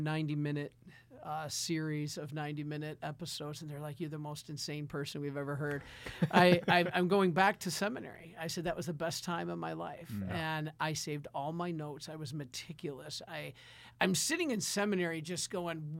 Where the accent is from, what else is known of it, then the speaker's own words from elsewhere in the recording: Detroit, Michigan, United States; Being a Detroiter, growing up in Detroit, we suffered